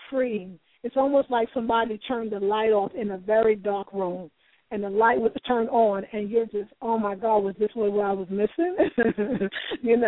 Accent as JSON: {"language": "English", "region": "New York", "country": "United States", "said": "I'm from New York"}